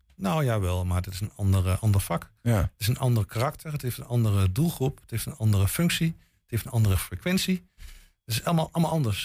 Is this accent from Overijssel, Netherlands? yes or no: yes; Boekelo, Overijssel, Netherlands; Ik kom zelf uit Boekelo